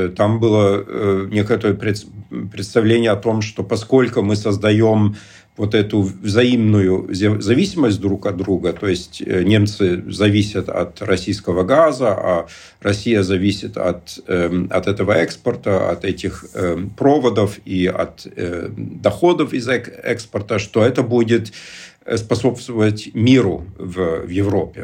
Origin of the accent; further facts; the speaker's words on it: East Germany, Germany; я сам из Восточной Германии